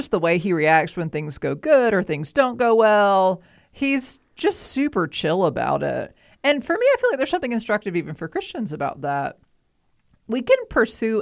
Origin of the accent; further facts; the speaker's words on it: outside Atlanta, Georgia, United States; I grew up outside Atlanta in the 90s